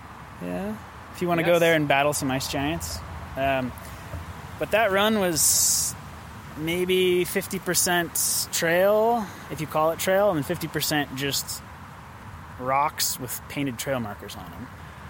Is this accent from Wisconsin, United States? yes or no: no; Idaho, United States; moved away as an adult; now in Oslo, Norway; growing up in Idaho, it's no big surprise that, you know, I fit in pretty well in Norway because it's mostly mountains and forests and snow and potatoes. And that's pretty much what Idaho is.